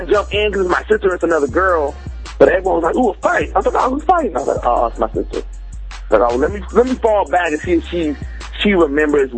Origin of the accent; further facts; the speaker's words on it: Vancouver, Washington, United States; also born or lived in California; I was born in California, and we moved up to Vancouver, Washington, which is across from Portland